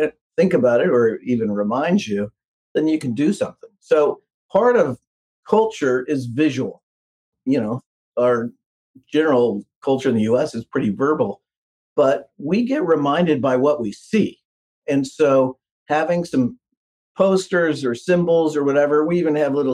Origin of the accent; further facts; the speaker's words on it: Midwest, United States; I'm from the Midwest